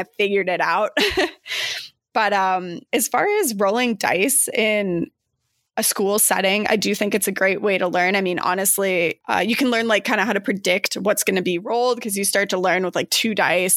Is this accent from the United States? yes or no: yes; Flagstaff, Arizona, United States; also born or lived in Chicago suburbs, Illinois; now in Chicago, United States; I'm originally from Flagstaff, Arizona, currently reside in the suburbs of Chicago.